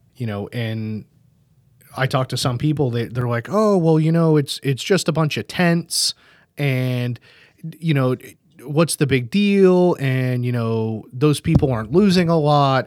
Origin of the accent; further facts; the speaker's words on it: United States; we're American